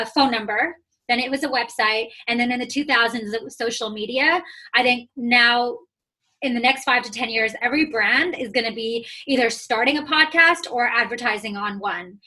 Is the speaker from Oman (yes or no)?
yes; Oman; moved away as an adult; also born or lived in Toronto, Canada; I was born and raised in the Middle East, so I'm from Oman